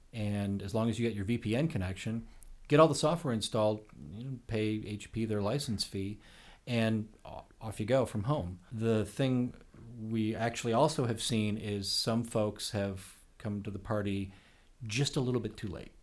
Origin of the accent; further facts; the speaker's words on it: Oak Park, Illinois, United States; moved away as an adult; now in Los Angeles, United States; I grew up in Oak Park, Illinois.